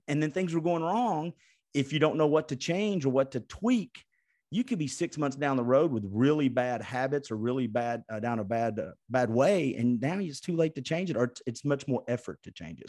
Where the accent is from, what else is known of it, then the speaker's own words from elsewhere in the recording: Chattanooga, Tennessee, United States; Chattanooga, Tennessee